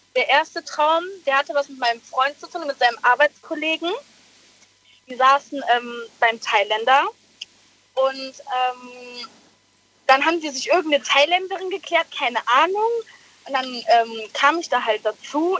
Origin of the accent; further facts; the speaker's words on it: Eifel, Germany; ich bin 19, ich komme aus der Eifel